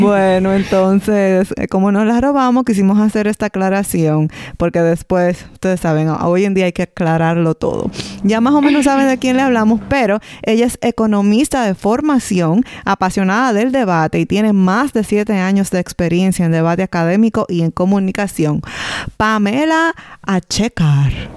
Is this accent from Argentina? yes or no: no; Dominican Republic; now in Canada; nosotras somos dos dominicanas en Canadá